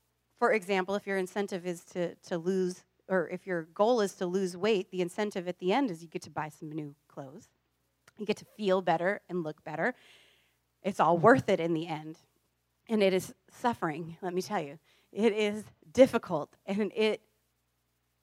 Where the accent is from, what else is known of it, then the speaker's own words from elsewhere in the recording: Iowa, United States; now in California, United States; I grew up in a farm town